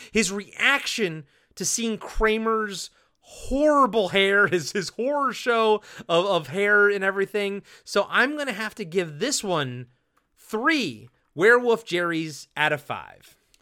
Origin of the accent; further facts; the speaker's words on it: Maryland, United States; accent: Maryland; so many people call out my Maryland accent